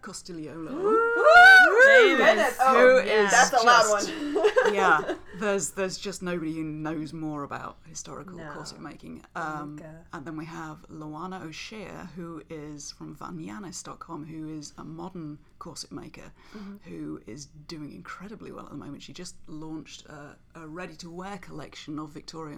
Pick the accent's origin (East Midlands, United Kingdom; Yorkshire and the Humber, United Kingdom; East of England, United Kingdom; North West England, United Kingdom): East Midlands, United Kingdom; Nottingham; accent: English; I am from Nottingham in England